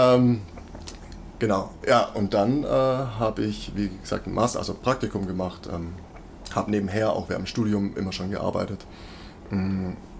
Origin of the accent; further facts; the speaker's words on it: Weissach, Baden-Württemberg, Germany; now in Stuttgart, Germany; ich komme aus Weissach, ich bin am Entwicklungszentrum, ich bin mit Porsche quasi mhm. aufgewachsen. Das war wirklich also direkt vor der Haustür